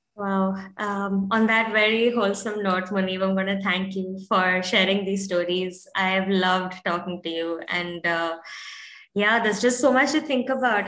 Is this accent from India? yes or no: yes; India; being born and brought up in India